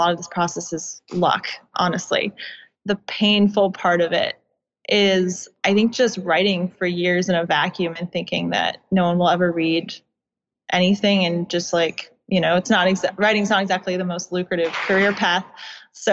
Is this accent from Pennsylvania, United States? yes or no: no; suburbs of DC, Virginia, United States; I did grow up in Virginia. I grew up in the suburbs of DC